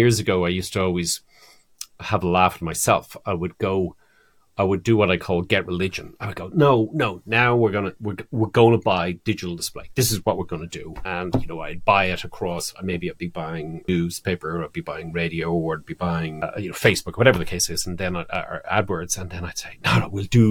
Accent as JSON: {"language": "English", "country": "Ireland", "moved": "yes", "said": "my home country, Ireland"}